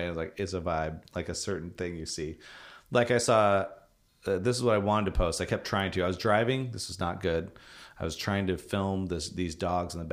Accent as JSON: {"language": "English", "region": "California", "country": "United States", "tie": "born or raised there", "said": "growing up in California, not a lot of rain compared to up here."}